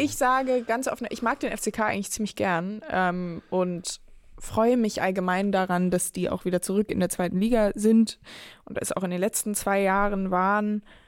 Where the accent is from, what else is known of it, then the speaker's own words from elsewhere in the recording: Hamburg, Germany; now in Berlin, Germany; nach Hamburg in meine Heimat